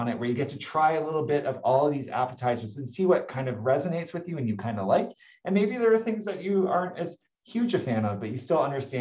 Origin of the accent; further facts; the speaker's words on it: Toronto, Ontario, Canada; moved away as an adult; now in Santa Barbara, United States; my hometown is Toronto, Ontario, Canada